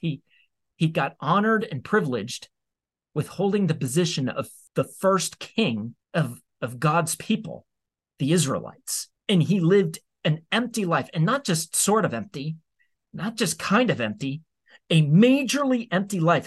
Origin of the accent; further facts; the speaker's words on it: United States; as American citizens